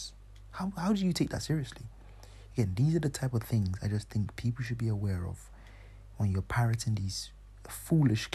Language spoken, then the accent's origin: English; Nigeria; first language English; I'm from Nigeria, but I colonized, our native language is English, but you know, I speak Yoruba also